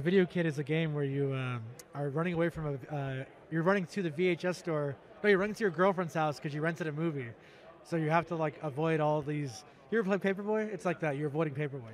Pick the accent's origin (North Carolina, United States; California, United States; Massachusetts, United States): California, United States; Stockton; I'm from the Stockton area